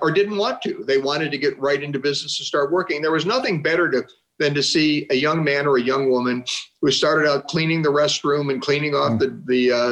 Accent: Chagrin Falls, Ohio, United States; my hometown of Chagrin Falls, Ohio.

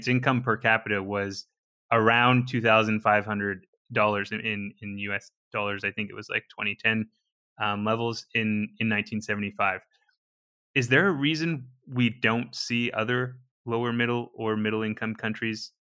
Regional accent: British Columbia, Canada; I'm from British Columbia, Canada

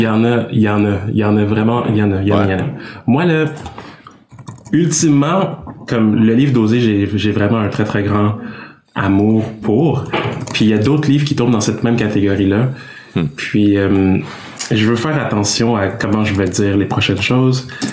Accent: Quebec, Canada; je suis né ici au Québec, mais j'ai des parents qui sont d'origine congolaise. Donc mes parents sont venus, ils ont immigré au Québec et ils ont eu les enfants ici que nous sommes

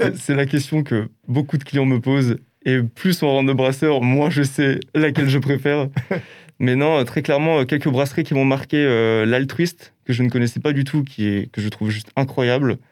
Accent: Alsace, Grand Est, France; born or raised there

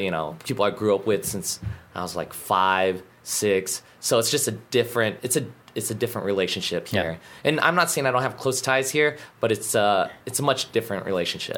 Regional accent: Alaska, United States; moved away as an adult; now in Guam; growing up in Alaska. Um, it's similar like Guam, small community.

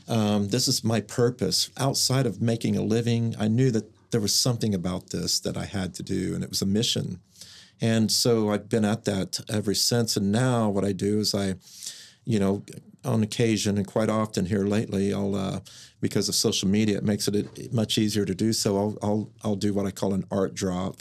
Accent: Mustang, Oklahoma, United States; also born or lived in San Francisco; I grew up in Mustang, Oklahoma

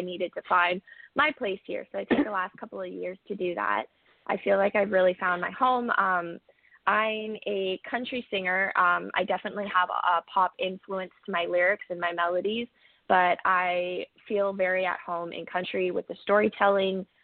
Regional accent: Cambridge, Ontario, Canada; moved away as an adult; also born or lived in Kamloops, British Columbia, Canada; now in Nashville, United States; I moved to Ontario, um, Cambridge originally when I was about seven, and I grew up there most of my life

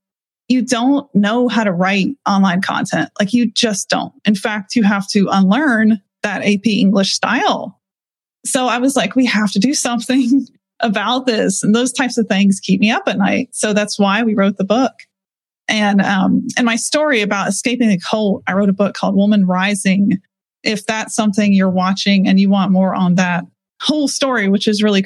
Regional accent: Pennsylvania, United States; I grew up in Pennsylvania in a fundamentalist cult

